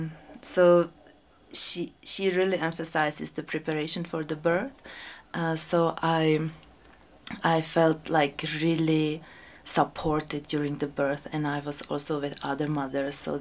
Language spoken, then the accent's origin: English; Czechia; now in Peru; I was born in Czech Republic